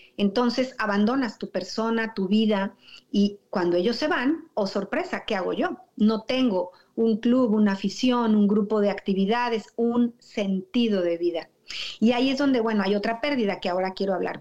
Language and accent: Spanish; Toluca, State of Mexico, Mexico; moved away; also born or lived in Metepec; yo nací en Toluca, Estado de México, y muchos años viví en Metepec